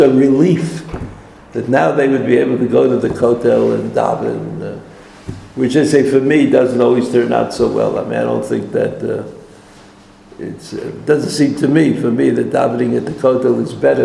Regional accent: New York, United States; now in Israel; I didn't grow up in America, I grew up in New York

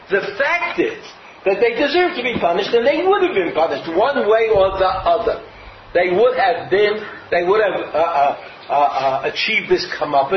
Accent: Brooklyn, New York, United States; I grew up in Brooklyn

